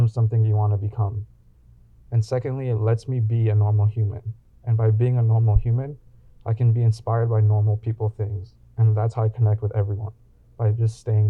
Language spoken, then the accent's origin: English; Los Angeles, California, United States; growing up in Los Angeles